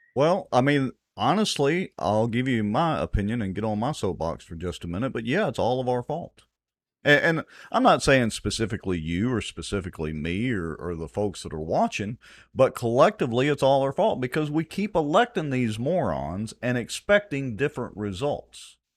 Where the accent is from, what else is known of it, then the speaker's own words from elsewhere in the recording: Ruston, Louisiana, United States; I'm graduated from Ruston High